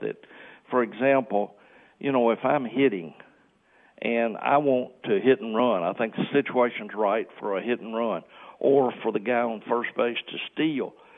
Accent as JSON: {"language": "English", "town": "Forest City", "region": "Arkansas", "country": "United States", "tie": "born or raised there", "moved": "as an adult", "said": "my hometown in Forest City, Arkansas"}